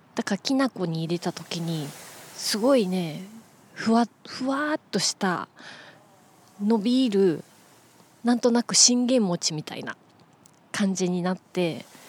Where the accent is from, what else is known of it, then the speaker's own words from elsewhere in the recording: Kansai, Nara, Japan; moved away; 私はあの出身が関西ですので奈良県の方に帰ってましてね